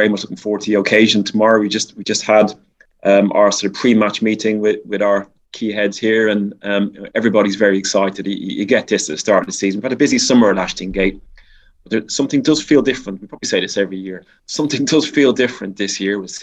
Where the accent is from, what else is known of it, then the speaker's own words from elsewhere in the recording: Dublin, Leinster, Ireland; moved away; I grew up in Dublin